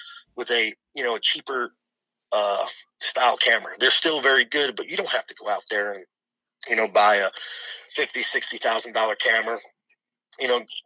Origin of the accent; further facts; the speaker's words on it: Long Island, New York, United States; moved away as an adult; growing up on Long Island